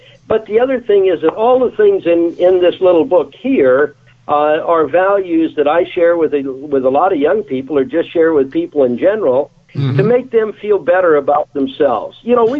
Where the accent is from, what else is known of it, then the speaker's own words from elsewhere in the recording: Texas, United States; also born or lived in Albuquerque, New Mexico; I grew up in Austin, Corpus Christi, Texas, and then on to Albuquerque, New Mexico. And our family was poor.